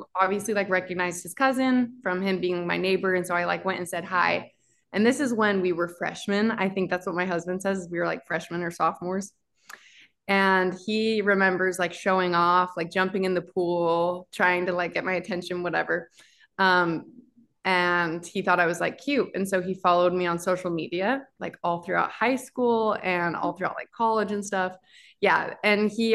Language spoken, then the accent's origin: English; Utah, United States; moved away as an adult; now in Philadelphia, United States; We're from Utah